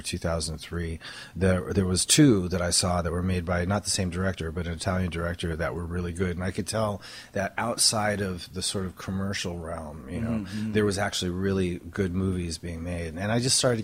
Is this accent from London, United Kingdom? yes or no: no; Stoke-on-Trent, West Midlands, United Kingdom; moved away; I grew up in England, in Stoke-on-Trent, which is in the Midlands